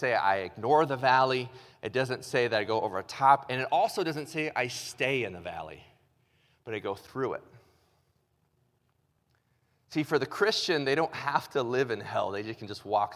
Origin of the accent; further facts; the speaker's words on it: Illinois, United States; moved away; also born or lived in Ohio; I was born in Illinois